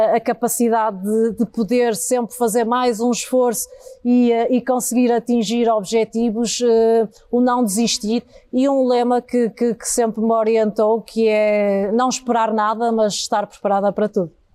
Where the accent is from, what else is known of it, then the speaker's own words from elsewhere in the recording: Porto, Norte, Portugal; eu nasci eh, de facto na freguesia da Sé, eh, é precisamente o coração do Porto